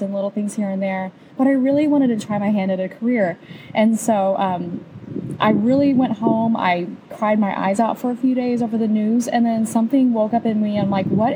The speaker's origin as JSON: {"language": "English", "region": "Indiana", "country": "United States", "tie": "born or raised there", "also_born_or_lived": "Colorado Springs, Colorado", "moved": "as an adult", "lives_now": "Nashville, United States", "said": "I was raised in Indiana, moved to Colorado when I was 21"}